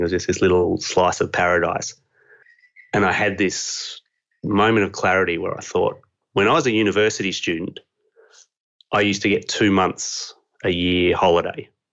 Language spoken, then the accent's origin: English; Australia; accent: Australian; this accent is Australian